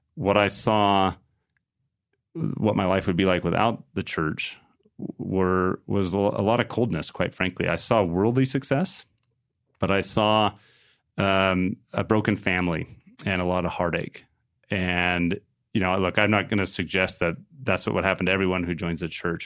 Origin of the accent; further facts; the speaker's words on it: New Mexico, United States; grew up in a home in a little town in New Mexico.